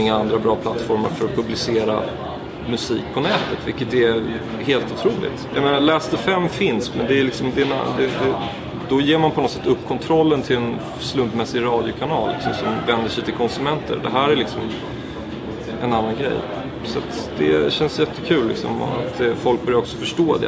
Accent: Sweden; now in Berlin, Germany; som svensk

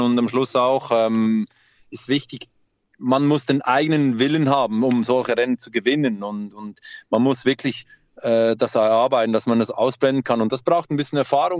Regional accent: Switzerland; bei uns in der Schweiz

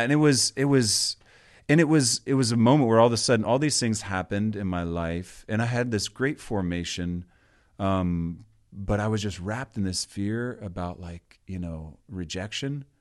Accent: Georgia, United States; moved away; But grew up in Georgia, the second of eight kids in my family.

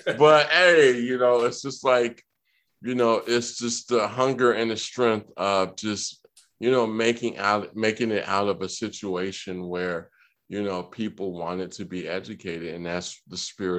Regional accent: Georgia, United States; I'm from Georgia, and I grew up around the SIAC and the SWAC.

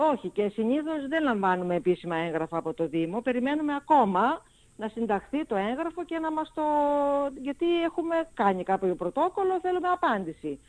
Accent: Lemnos, North Aegean, Greece; μένω και στο νησί μου

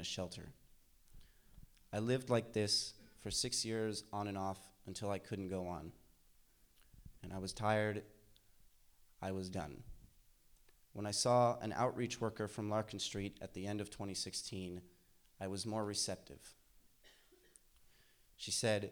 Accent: San Francisco, California, United States; I'm from San Francisco. I have two generations here on my dad's side and three on my mother's.

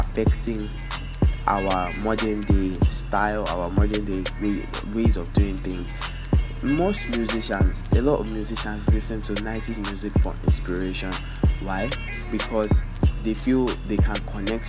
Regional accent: Nigeria; As a Nigerian kid, we all know these shows

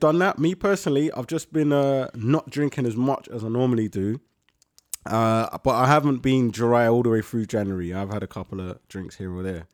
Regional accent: London, United Kingdom; The borough means to me home. That's where I'm born and raised, Whitcross Hospital

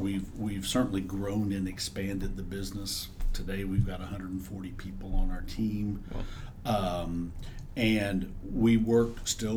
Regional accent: Dallas, Texas, United States; moved away as an adult; now in Austin, United States; I was in Dallas at the time, had been born and raised in Dallas

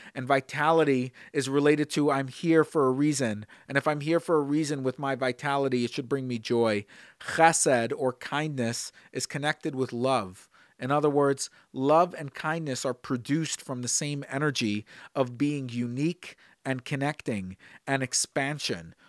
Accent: Brooklyn, New York, United States; Growing up in Brooklyn, I watched my father and before my grandfather, the way they would line these matzahs

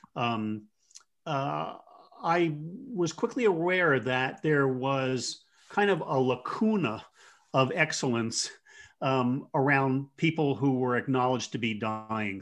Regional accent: Jersey Shore, New Jersey, United States; moved away as an adult; also born or lived in Colorado / Fresno, California; I grew up in on the Jersey Shore, so I, I tend to talk fast

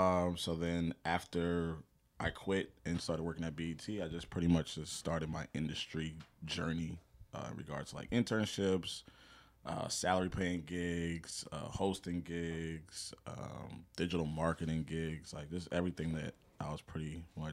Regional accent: South Brunswick, New Jersey, United States; graduated from Howard University, born and raised in Central New Jersey, South Brunswick to be specific. I'm age 34, born September 3rd.

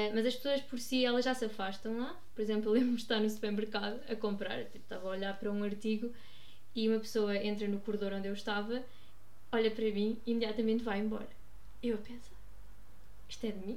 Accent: Guarda, Centro, Portugal; moved away as an adult; also born or lived in Lisbon; sou natural da Guarda

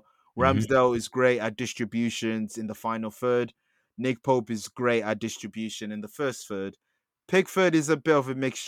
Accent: England, United Kingdom; we're English. We live in England. We were raised in England.

